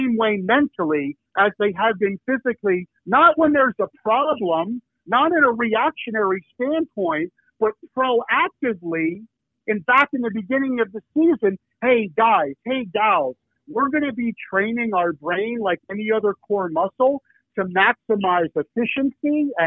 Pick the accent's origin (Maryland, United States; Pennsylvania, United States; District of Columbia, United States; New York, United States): Pennsylvania, United States; Philadelphia; I'm from Philadelphia.